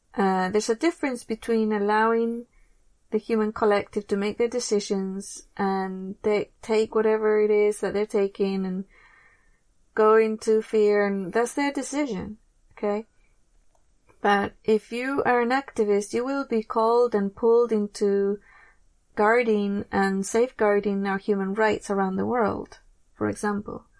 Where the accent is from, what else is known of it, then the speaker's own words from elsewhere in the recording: England, United Kingdom; moved away; I grew up in England